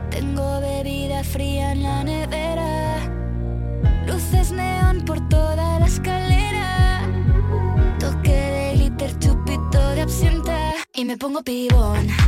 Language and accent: Spanish; Granada, Andalusia, Spain; soy de Granada.